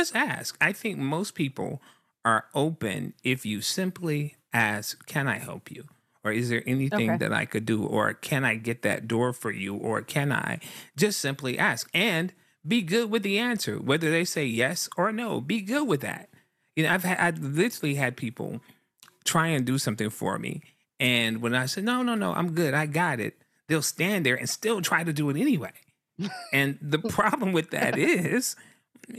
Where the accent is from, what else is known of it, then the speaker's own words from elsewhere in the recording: the South, United States; I'm a guy from the South